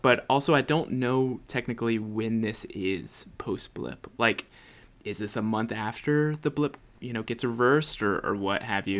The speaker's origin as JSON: {"language": "English", "country": "United States", "said": "white American"}